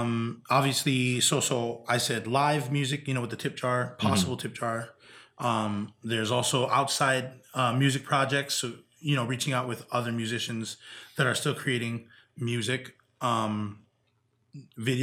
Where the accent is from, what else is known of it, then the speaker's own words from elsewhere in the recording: Big Island, Hawaii, United States; growing up in Big Island, Hawaii